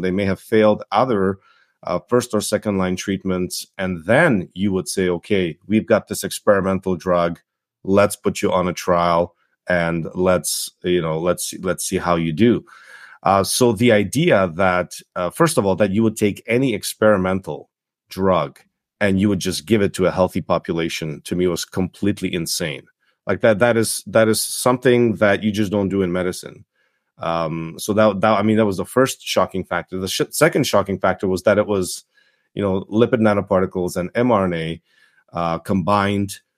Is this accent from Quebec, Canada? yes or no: no; Toronto, Ontario, Canada; English is a second language; also born or lived in Czechoslovakia / Yugoslavia / Montreal, Canada; I came to Canada, nineteen eighty-nine. I grew up in Toronto.